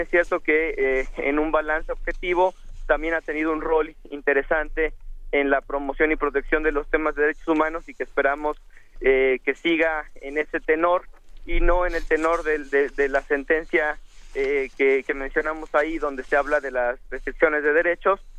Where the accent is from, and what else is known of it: Mexico